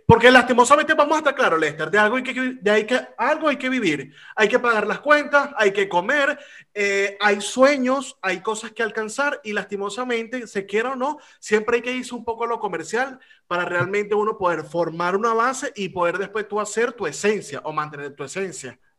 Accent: Venezuela; now in Spain; he aprendido a valorar más lo que se hace en mi país porque he tenido la oportunidad de hacer la comparación de donde estoy a lo que se hacía en mi país

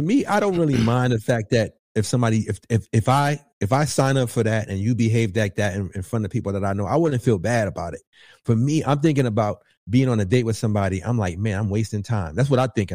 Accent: New York, United States; I'm from New York.

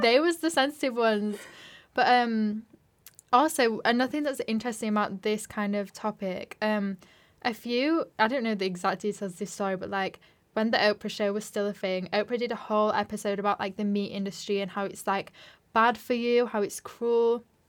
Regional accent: Yorkshire and the Humber, United Kingdom; moved away as an adult; now in London, United Kingdom; I'm from West Yorkshire, but now I live in London

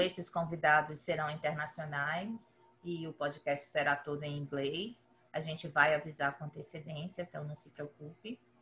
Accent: Brazil; moved away as an adult; now in United States; eu cresci no Brasil

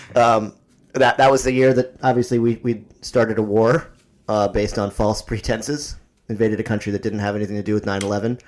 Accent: East Coast, United States; growing up on the East Coast

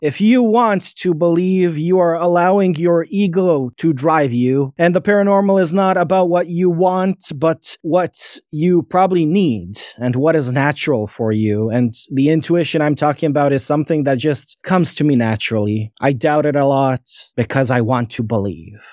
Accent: Bosnia & Herzegovina; I'm a nobody from Bosnia

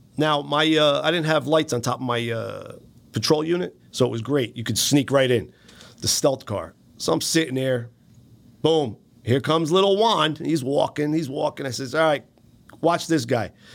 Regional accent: Paterson, New Jersey, United States; We're from Patterson

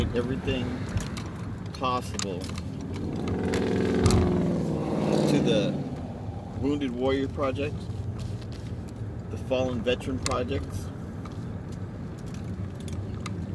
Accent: United States; as American people

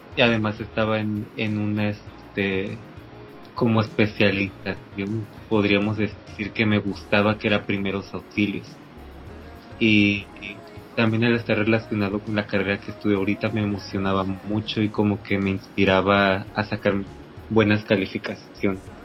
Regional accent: Agua Dulce, Veracruz, Mexico; moved away as an adult; now in Ciudad del Carmen, Mexico; Soy de Agua Dulce, Veracruz.

